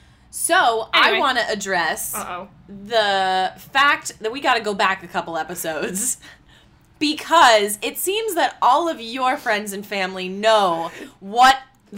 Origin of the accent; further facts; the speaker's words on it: Pennsylvania, United States; moved away; That's my home state.